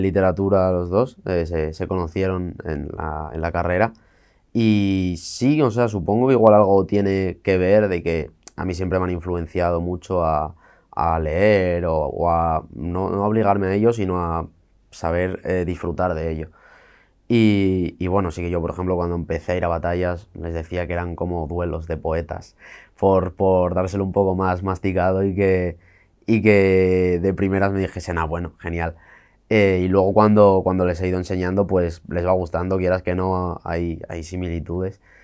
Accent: Santullano, Asturias, Spain; nací y me crié en la parte más rural dentro de eso, que era, era una aldea de primera, Santullano se llama.

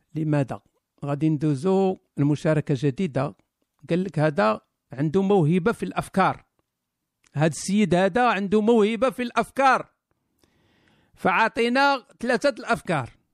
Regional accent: Kenitra, Rabat-Salé-Kénitra, Morocco; هذا ولد مدينتي

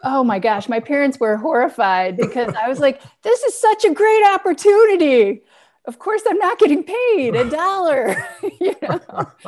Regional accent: Detroit, Michigan, United States; I grew up in Detroit

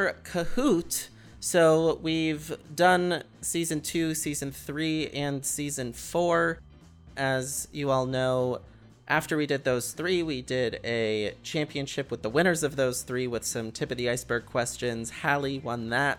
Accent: Danbury, Connecticut, United States; my hometown of Danbury, or the town I was born right next to where I live

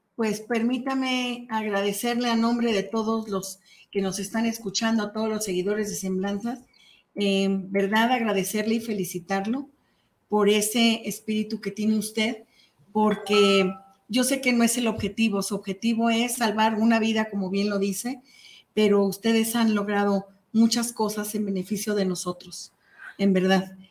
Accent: Mexico; nos impactó como mexicanos

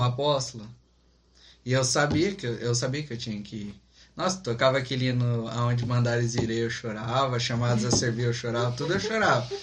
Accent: interior of São Paulo, Brazil; moved away; Somos do interior de São Paulo

